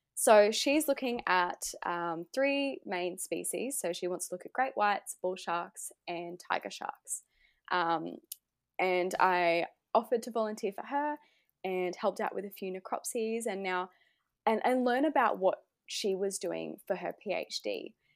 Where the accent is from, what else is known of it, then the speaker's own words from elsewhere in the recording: Gold Coast, Queensland, Australia; I'm from the Gold Coast, Australia